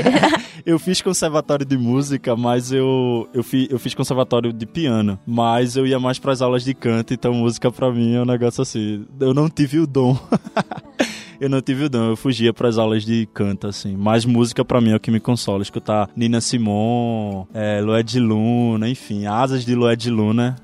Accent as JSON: {"language": "Portuguese", "region": "Pernambuco", "country": "Brazil", "said": "Eu, como pernambucano, como nordestino"}